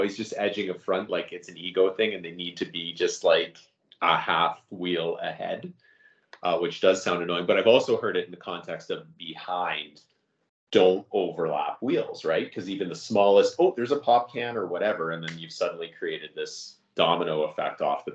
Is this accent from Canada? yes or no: yes; Canada; I'm Canadian. Everybody who listens to this podcast regularly knows that I'm Canadian